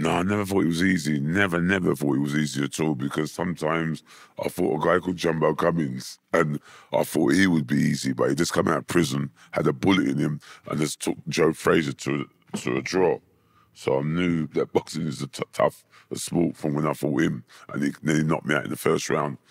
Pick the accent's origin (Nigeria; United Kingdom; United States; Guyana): United Kingdom; London; also born or lived in Hammersmith; I was born in Hammersmith. Um, when I was three, I moved, my mum moved to Wandsworth, so I was brought up in Wandsworth, um, area.